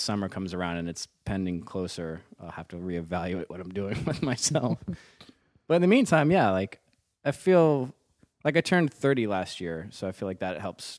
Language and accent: English; Virginia, United States; born or raised there; moved away